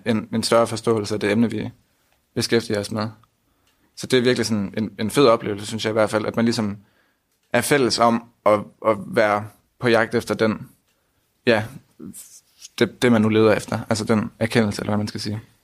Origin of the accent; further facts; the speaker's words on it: Aarhus, Central Denmark Region, Denmark; jeg er 20 år, og jeg kommer fra Aarhus